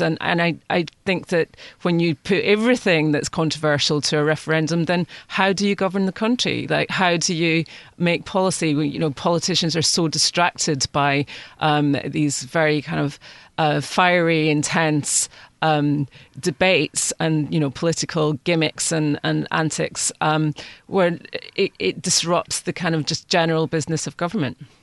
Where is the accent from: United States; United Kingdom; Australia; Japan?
United Kingdom; moved away; speaking as, as a Brit